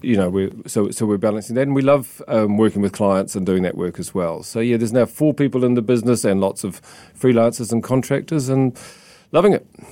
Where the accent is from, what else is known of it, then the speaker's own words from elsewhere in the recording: South Island, New Zealand; moved away as an adult; also born or lived in Christchurch / Sydney / London / Tokyo; growing up in the South Island